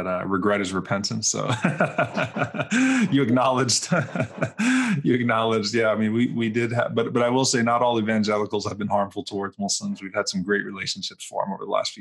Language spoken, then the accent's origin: English; New Orleans, Louisiana, United States; now in Dallas, United States; I'm from New Orleans